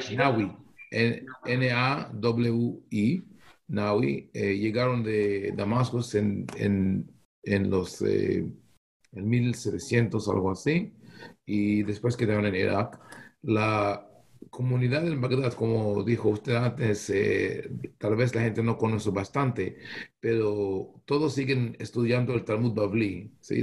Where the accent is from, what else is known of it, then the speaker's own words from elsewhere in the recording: Israel; Spanish is a second language; moved away as an adult; also born or lived in Bogotá, Colombia; now in United States; nací en Israel, crecí en una, en, una familia, una casa muy balanceada, eh, con amor a Israel